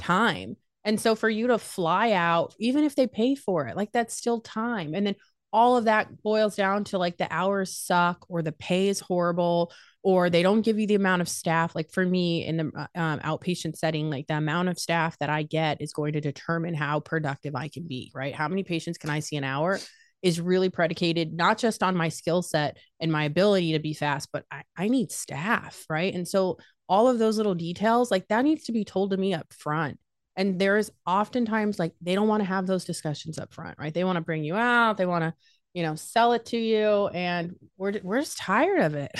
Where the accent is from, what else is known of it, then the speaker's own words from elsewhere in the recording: Las Vegas, Nevada, United States; moved away as an adult; now in Ohio, United States; born and raised in Las Vegas. Uh, moved to Ohio